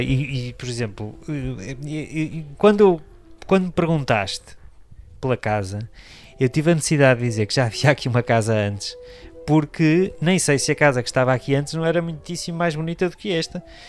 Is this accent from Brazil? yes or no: no; Porto, Norte, Portugal; also born or lived in Coimbra / Amarante; vivi em Coimbra até aos 6 anos. Depois é que fomos para o Porto